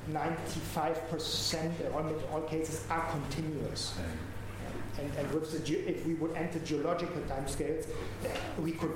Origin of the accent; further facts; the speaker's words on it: Bonn, North Rhine-Westphalia, Germany; from Bonn